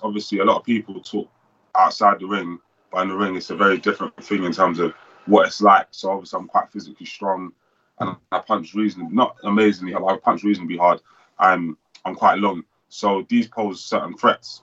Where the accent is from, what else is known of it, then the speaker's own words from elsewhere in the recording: Nigeria; I'm Nigerian as well